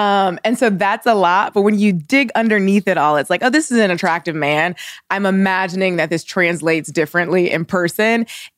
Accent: Midwest, United States; I'm from the Midwest. I grew up feeling very often like the token Black girl in mostly white spaces.

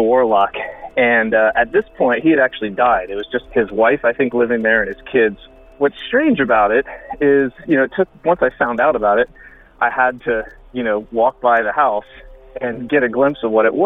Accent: Lutz, Florida, United States; now in Brooklyn, United States; I grew up around the Tampa Bay area and spent most of my younger years in a small town called Lutz

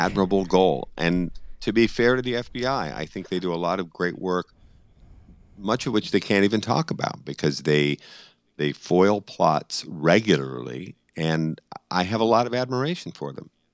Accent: Boston, Massachusetts, United States; I'm just a stubborn Irishman from Boston

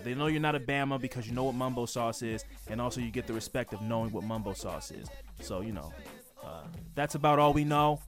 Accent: Baltimore, Maryland, United States; I'm from Baltimore

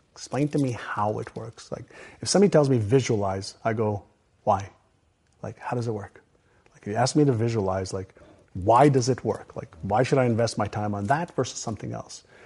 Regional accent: Montreal, Quebec, Canada; English is a second language; also born or lived in Israel; when I was five, I moved from Israel, where I was born, to Montreal

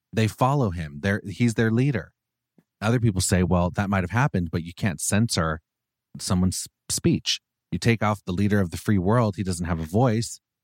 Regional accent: Orange County, California, United States; I love being from Orange County

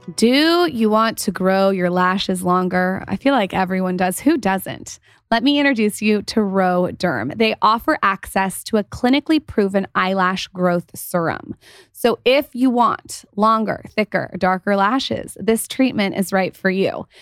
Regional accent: San Diego, California, United States; also born or lived in Los Angeles; we're from San Diego

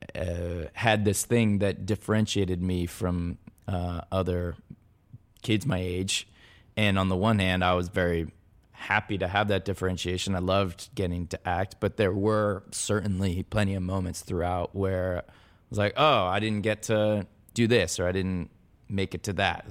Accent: Los Angeles, California, United States; I grew up in the San Fernando Valley, I went to Van Nuys High.

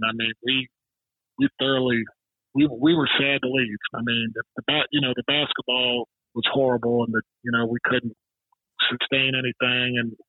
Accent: United States; moved away as an adult; also born or lived in Arkansas / Missouri / Sacramento; I was from Arkansas and Missouri.

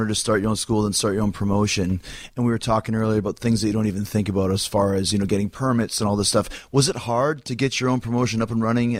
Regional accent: Winnipeg, Manitoba, Canada; growing up in Winnipeg

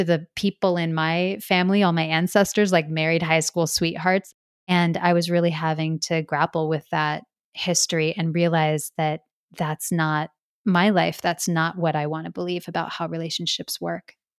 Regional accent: Midwest, United States; growing up in the Midwest

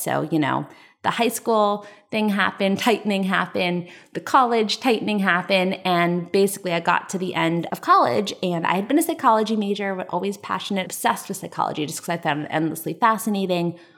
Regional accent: Westfield, New Jersey, United States; I grew up in Westfield, New Jersey, which is suburb of New York City

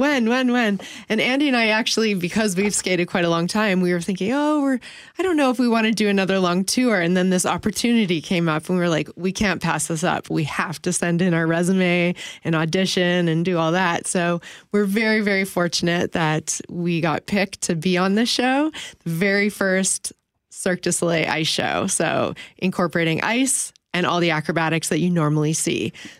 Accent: Steinbach, Manitoba, Canada; also born or lived in Winnipeg; I grew up in Steinbach, and I skated in Steinbach, and I started off competing until very high level, and I ended up moving to the city to train

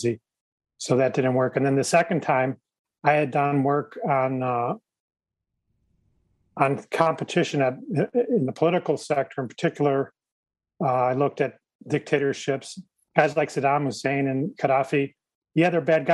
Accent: Illinois, United States; I'm from Illinois, but not the city

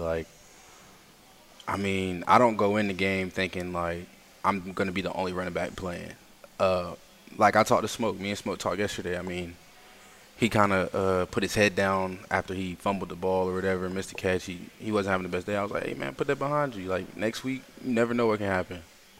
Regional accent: Atlanta, Georgia, United States; moved away; I'm from Atlanta.

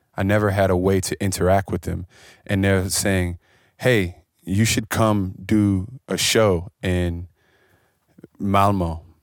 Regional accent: Washington, District of Columbia, United States; I come from Washington, D C, where we don't have the music scenes

